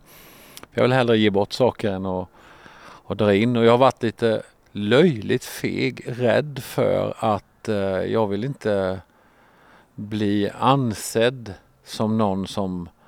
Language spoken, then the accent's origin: Swedish; Sweden; jag är smålänning.